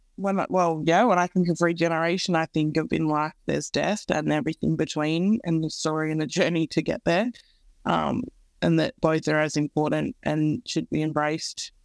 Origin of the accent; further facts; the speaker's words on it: Central West, New South Wales, Australia; I grew up in the Central West